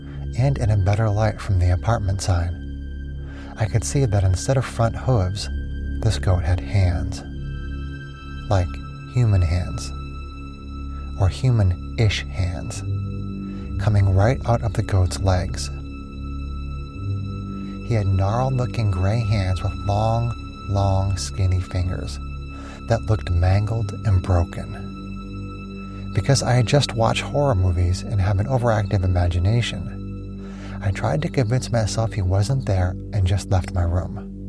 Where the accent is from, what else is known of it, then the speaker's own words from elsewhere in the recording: Minnesota, United States; Like I said, small town in Minnesota. One night, like the same week that I moved back to my home state